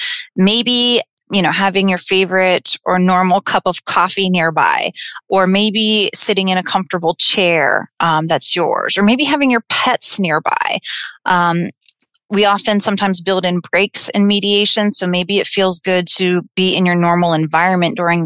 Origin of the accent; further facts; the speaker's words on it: Clarion County, Pennsylvania, United States; also born or lived in Slippery Rock, Pennsylvania; I'm originally from Clarion County